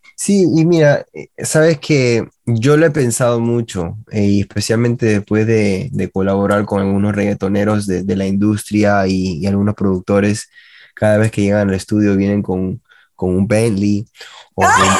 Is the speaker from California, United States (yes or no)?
no; Miami, Florida, United States; also born or lived in Peru; a los dos años llegué a la ciudad de Miami y he estado acá hasta ahorita que tengo 35 ya